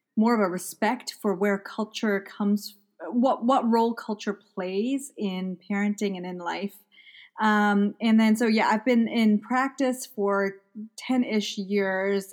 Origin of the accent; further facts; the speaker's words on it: Malawi; moved away as an adult; also born or lived in England; now in United States; I grew up in Malawi in Central Africa. Uh, so I was born in England, and then I was in Malawi for my almost my entire life.